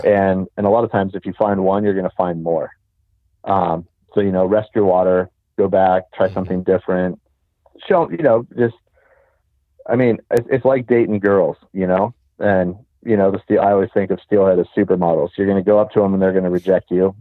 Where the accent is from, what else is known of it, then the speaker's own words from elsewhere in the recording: Southern California, United States; moved away; I'm originally from Southern California